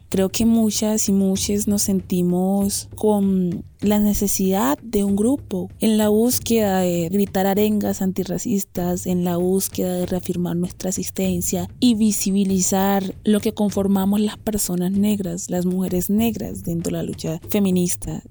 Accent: Nuquí, Chocó, Colombia; now in Bogotá, Colombia; soy de Nukichuko

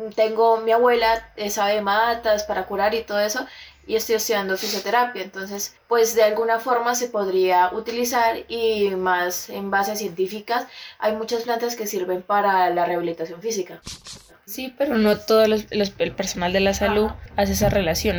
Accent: Putumayo, Colombia; yo vengo del Putumayo

